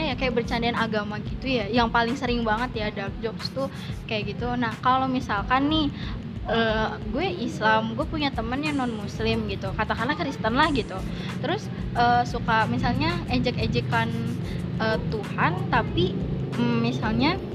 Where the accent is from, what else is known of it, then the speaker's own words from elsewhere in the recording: West Java, Indonesia; accent: Sundanese; ya aksen Sunda gua keluar ya